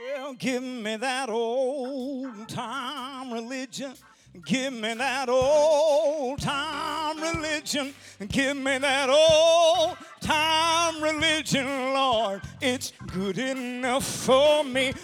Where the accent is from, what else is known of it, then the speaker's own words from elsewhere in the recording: the South, United States; I'm not from this far north